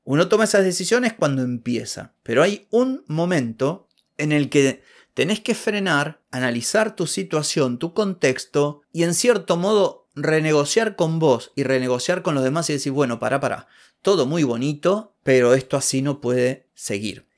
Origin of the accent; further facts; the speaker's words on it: Argentina